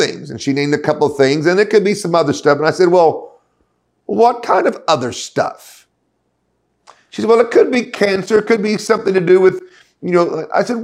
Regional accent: United States; moved away; also born or lived in London; I'm American

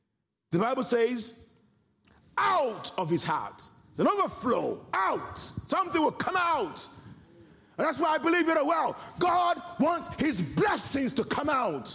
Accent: Nigeria; the kind of background culture that I come from as a Nigerian

